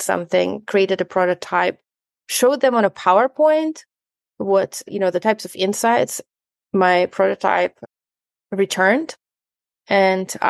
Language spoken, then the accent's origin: English; Ukraine; now in New Zealand; I'm originally from Ukraine